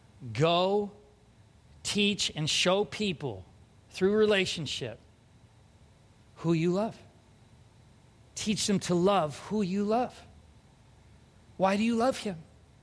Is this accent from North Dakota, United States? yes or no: no; California, United States; now in Minnesota, United States; I'm not a Californian anymore. I might visit, but I'm a Minnesotan now.